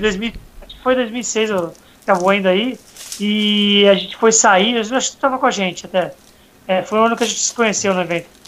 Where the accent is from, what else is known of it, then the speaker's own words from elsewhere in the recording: Santos, São Paulo, Brazil; sou de Santos